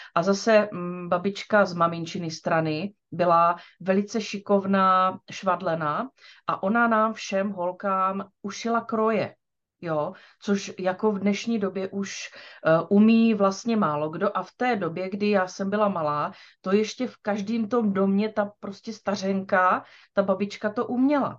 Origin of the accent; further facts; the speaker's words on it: Čejkovice, South Moravian Region, Czechia; also born or lived in Brno; Já jsem se narodila v Čejkovicích